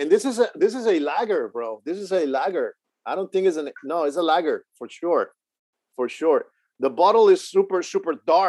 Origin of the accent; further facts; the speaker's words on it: Houston, Texas, United States; And yeah, I remember just like growing up in Houston, bro, just drinking Corona and Sol, bro.